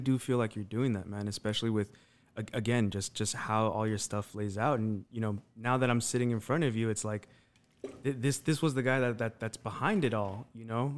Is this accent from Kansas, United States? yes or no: no; Las Vegas, Nevada, United States; we're from Las Vegas. I, I was born and raised out here